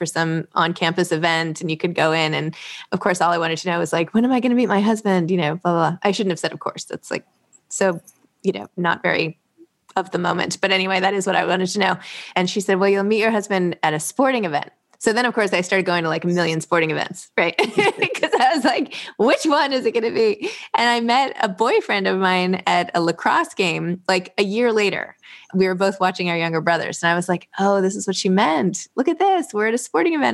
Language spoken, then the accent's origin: English; New York City, New York, United States; I was from New York